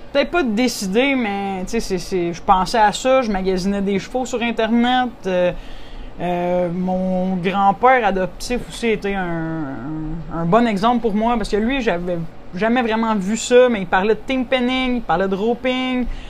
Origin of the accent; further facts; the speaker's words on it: Saint-Barnabé-Sud, Quebec, Canada; also born or lived in Western Canada / Saint-Jude; je viens de la région de Saint-Hyacinthe. Je suis né dans le village de Saint-Barnabé-Sud